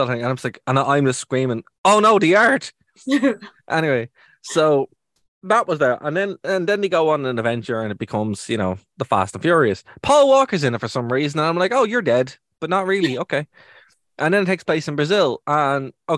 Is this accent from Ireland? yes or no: yes; Ireland; being Irish